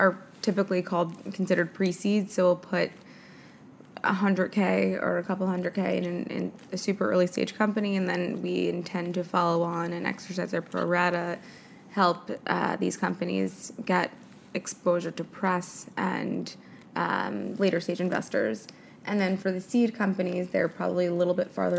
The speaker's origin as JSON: {"language": "English", "town": "New York City", "region": "New York", "country": "United States", "tie": "born or raised there", "said": "born and raised in New York City"}